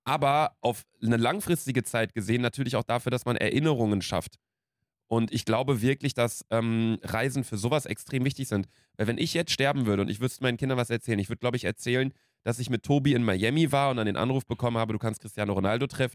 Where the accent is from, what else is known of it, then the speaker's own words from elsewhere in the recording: Ostwestfalen-Lippe, North Rhine-Westphalia, Germany; bei uns Kleinstadt, OWL